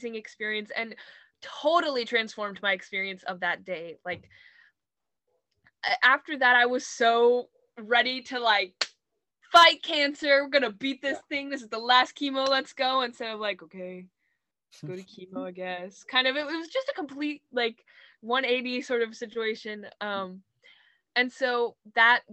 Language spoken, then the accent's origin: English; Los Angeles, California, United States; moved away; LA, which is my hometown